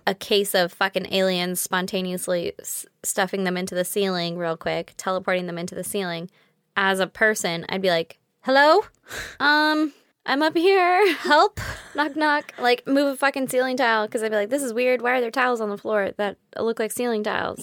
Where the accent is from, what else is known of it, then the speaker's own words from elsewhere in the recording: United States; as an American